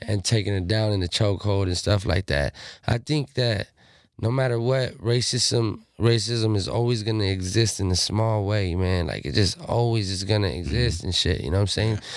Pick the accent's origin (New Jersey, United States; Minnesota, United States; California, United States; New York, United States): California, United States; Pomona; I'm a Southsider from Pomona